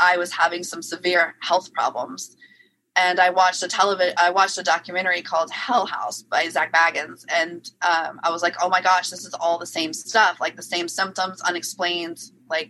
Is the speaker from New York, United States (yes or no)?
no; New Orleans, Louisiana, United States; moved away; I'm originally from New Orleans, Louisiana